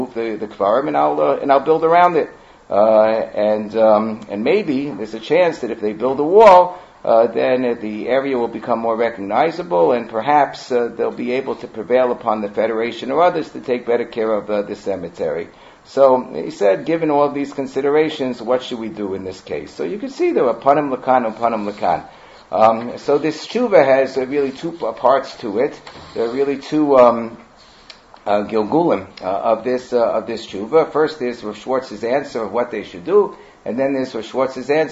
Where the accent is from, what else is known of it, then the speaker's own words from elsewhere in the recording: United States; when I grew up in Muncie